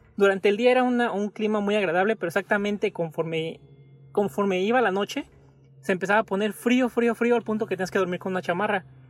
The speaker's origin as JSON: {"language": "Spanish", "country": "Mexico", "moved": "yes", "said": "regresar a mi casa a México"}